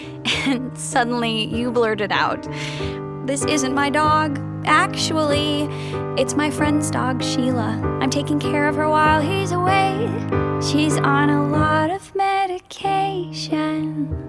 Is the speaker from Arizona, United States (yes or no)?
yes; Phoenix, Arizona, United States; born there; also born or lived in New York; Yeah, I was born in Phoenix. My parents are what I think are colloquially referred to as monster people. I lived in New York for a bit.